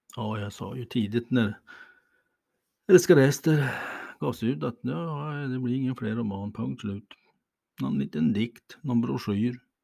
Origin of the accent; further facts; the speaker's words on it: Bäckmyran, Sweden; moved away; Jag hade en gång ett hem i den trådsmala byn Bäckmyran. Rödmålat torp. Ja, där sprang jag omkring